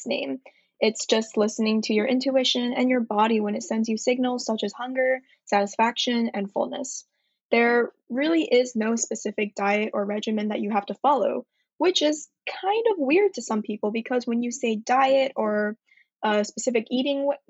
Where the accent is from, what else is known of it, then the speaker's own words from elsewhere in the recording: Atlanta, Georgia, United States; moved away as an adult; also born or lived in Shanghai, China / Manhattan, New York; now in New York, United States; I'm currently residing in the East Village in Manhattan, but I'm originally from Atlanta